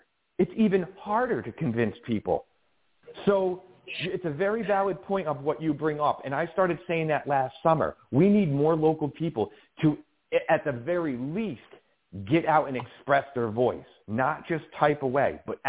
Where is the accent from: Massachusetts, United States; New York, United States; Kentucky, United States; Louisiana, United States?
New York, United States; Colonie; now in Albany, United States; I grew up in Colony area and went through the school system in Colony